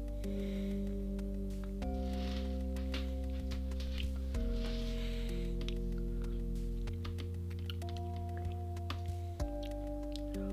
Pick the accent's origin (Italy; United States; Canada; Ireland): Ireland; Dublin, Leinster; not my hometown, but I'm from Dublin